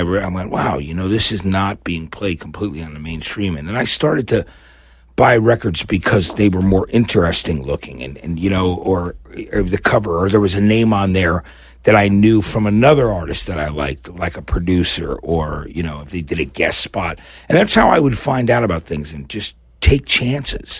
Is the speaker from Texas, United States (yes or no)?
no; New Brunswick, New Jersey, United States; moved away as an adult; also born or lived in New Orleans / San Francisco; now in Los Angeles, United States; growing up in New Jersey